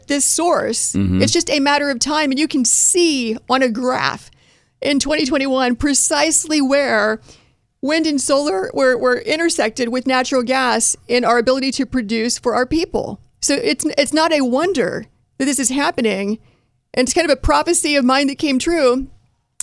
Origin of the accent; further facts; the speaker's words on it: Appalachia, United States; now in Dallas, United States; We're from Appalachia.